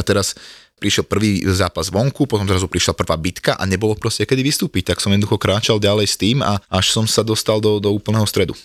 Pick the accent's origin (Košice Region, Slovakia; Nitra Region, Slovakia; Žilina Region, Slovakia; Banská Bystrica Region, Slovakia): Žilina Region, Slovakia; Martin; moved away as an adult; now in Bratislava, Slovakia; som rodený Martinčan